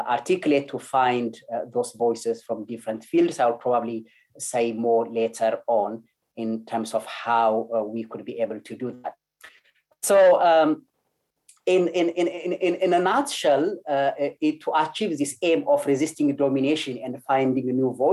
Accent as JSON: {"language": "English", "country": "Ethiopia", "tie": "born or raised there", "second_language": "English", "moved": "yes", "said": "Growing up in Ethiopia, especially being close to rural side of Ethiopia, I grew up very close to nature"}